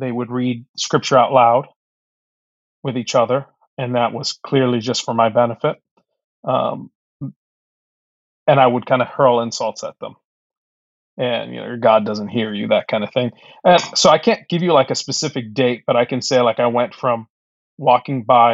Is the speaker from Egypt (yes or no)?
yes; Egypt; now in United States; I was born in Egypt. And so I grew up in a Muslim family first, and came to Christ through really a relationship with my grandmother when we moved to the States